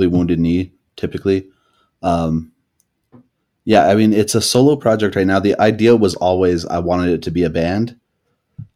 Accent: Utah, United States; also born or lived in Fort Peck Reservation, Northeast Montana; I grew up here in Utah.

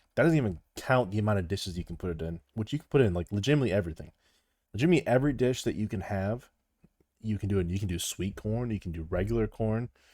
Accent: Midwest, United States; it's pop. I'm from the Midwest

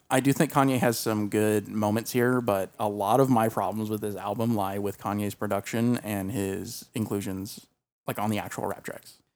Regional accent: the South, United States; we grew up in the South

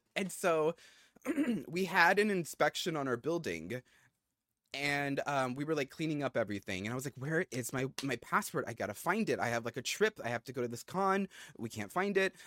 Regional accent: Philippines; we're both Filipino

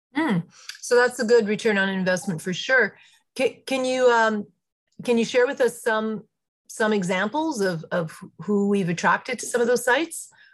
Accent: Welland, Ontario, Canada; I'm born and raised in Welland.

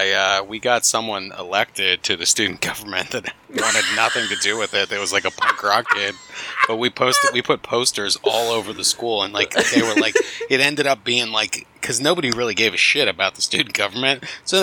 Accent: United States; All of us are American

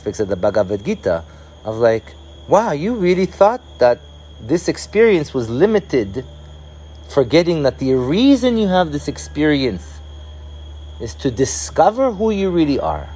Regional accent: Israel; moved away; I was born in Israel

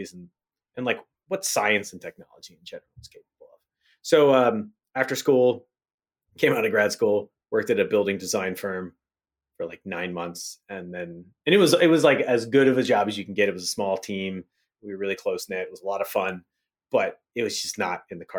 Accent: Hagerstown, Maryland, United States; I grew up in Western Panhandle of Maryland, a little place called Hagerstown, Hickersville, Hagersbush

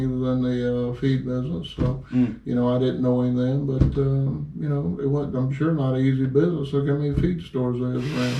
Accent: New York, United States; from New York. You don't know how many people I know up the coast.

